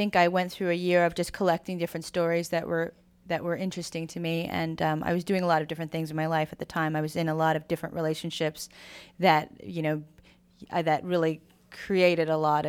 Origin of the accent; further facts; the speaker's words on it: United States; My family really represents the Asian-ness of me, as where I'm very American. So I think that that's a pretty interesting cultural thing, that if you're brought up in this country and you're from an immigrant family